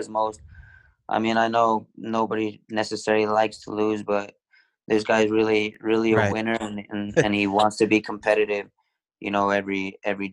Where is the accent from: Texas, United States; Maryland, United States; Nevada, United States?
Nevada, United States; Reno; moved away as an adult; I came from Reno where I just played club soccer